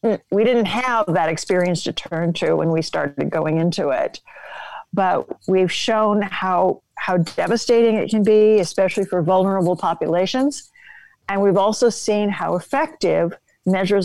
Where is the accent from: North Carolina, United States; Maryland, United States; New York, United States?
New York, United States